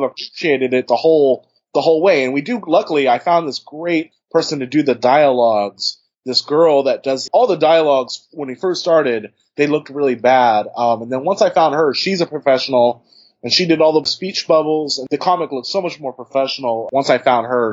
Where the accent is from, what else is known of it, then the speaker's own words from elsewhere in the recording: Bay Area, California, United States; I'm from the Bay Area